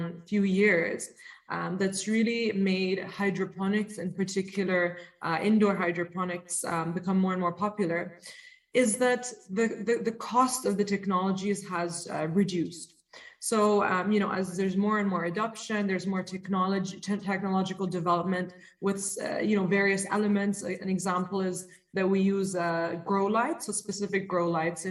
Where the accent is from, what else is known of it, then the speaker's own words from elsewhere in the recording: Dubai, United Arab Emirates; I've been born and raised in Dubai